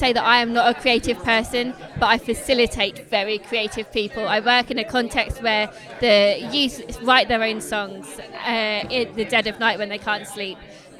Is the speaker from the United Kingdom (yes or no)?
yes; England, United Kingdom; moved away as an adult; now in Kenya; I'm from England.